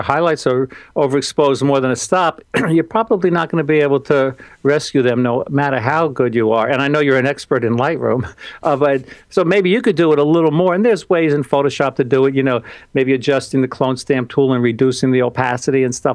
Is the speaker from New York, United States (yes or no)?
yes; New York, United States; I'm from New York